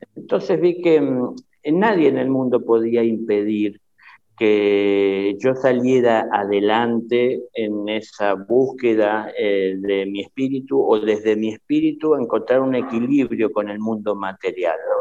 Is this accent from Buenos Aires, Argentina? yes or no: yes; Buenos Aires, Argentina; la casa donde yo nací, que en realidad fue en la ciudad de Buenos Aires, en la capital